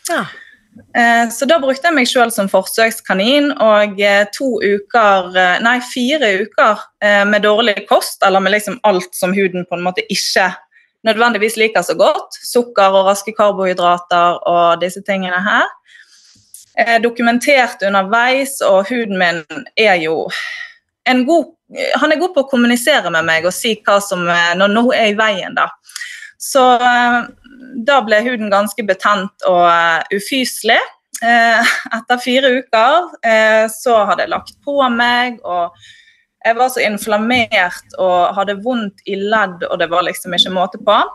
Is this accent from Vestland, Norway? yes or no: yes; Bergen, Vestland, Norway; accent: Bergen dialect; moved away as an adult; Ja, jeg flyttet fra Bergen opp hit i sommer, da.